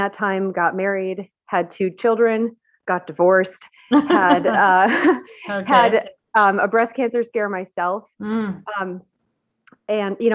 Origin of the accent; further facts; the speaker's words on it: Buffalo, New York, United States; moved away as an adult; also born or lived in Baltimore area; I grew up in Buffalo, New York